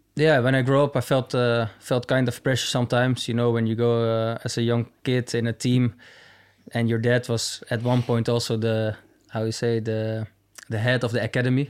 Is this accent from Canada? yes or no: no; near Amsterdam, North Holland, Netherlands; moved away as an adult; also born or lived in Manchester, United Kingdom; now in Munich, Germany; I grew up in a, yeah, like I said, a little town next to Amsterdam